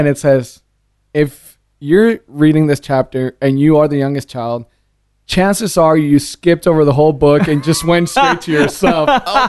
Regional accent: San Diego, California, United States; born there; So I was born in California.

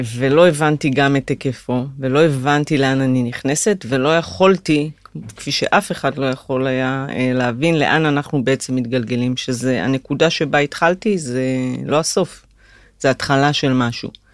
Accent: Migdal HaEmek, Northern District, Israel; born or raised there; moved away as an adult

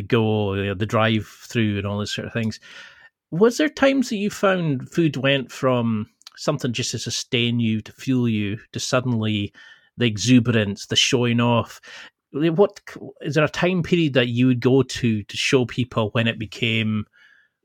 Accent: Highlands of Scotland, United Kingdom; I was brought up in the Highlands of Scotland

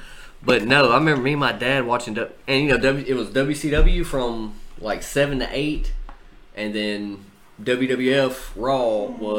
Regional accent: Louisiana, United States; But I feel like I'm a horrible Louisianan.

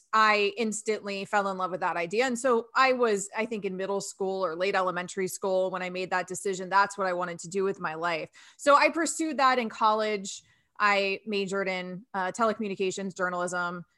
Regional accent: Sarasota, Florida, United States; I grew up in Sarasota, Florida

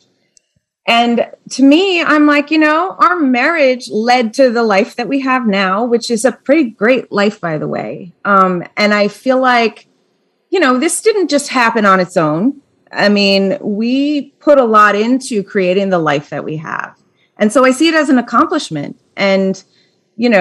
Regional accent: Minnesota, United States; now in New Jersey, United States; I'm from Minnesota

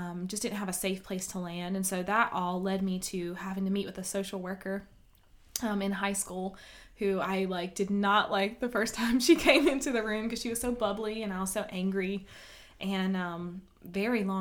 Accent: Kenly, North Carolina, United States; born or raised there; also born or lived in Atlantic City, New Jersey

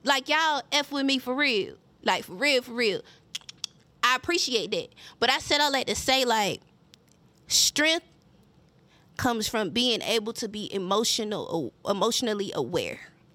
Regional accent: Mullins, South Carolina, United States; accent: country; I sound like I'm from Mullins

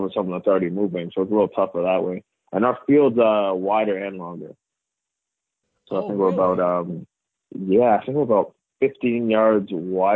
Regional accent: Cambridge, Ontario, Canada; also born or lived in Toronto; born in Toronto, lived in Toronto for about 10 years before I made the move an hour west of Toronto to a place called Cambridge. So I grew up in Cambridge.

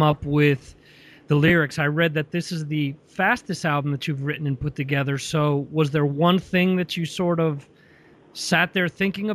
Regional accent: Northern New Jersey, United States; I grew up in Northern New Jersey

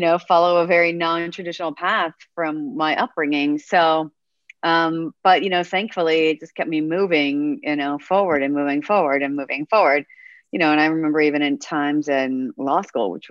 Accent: Pacific Northwest, United States; I am from the Pacific Northwest

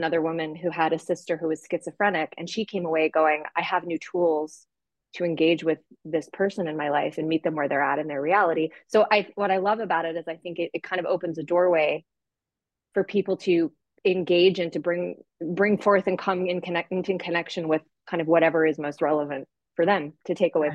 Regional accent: Santa Fe, New Mexico, United States; I grew up in Santa Fe

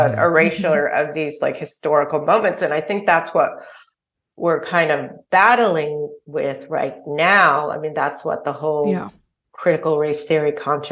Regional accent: California, United States; I'm from California.

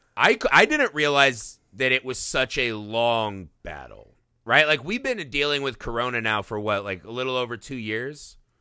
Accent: Indiana, United States; growing up in Indiana

